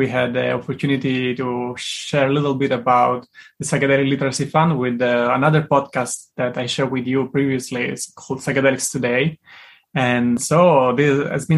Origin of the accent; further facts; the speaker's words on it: Rome, Lazio, Italy; English is a second language; moved away as an adult; now in San Francisco, United States; I'm originally from Italy. I was born and raised in Rome. And I moved to San Francisco in 2019